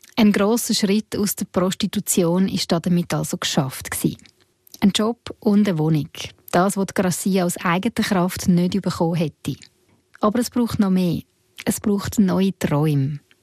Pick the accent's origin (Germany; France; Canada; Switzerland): Switzerland; bei uns in der Schweiz